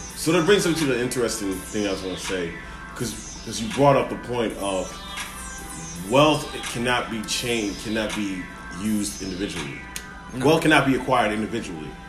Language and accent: English; West Side, Illinois, United States; I grew up and I was born and raised on the West Side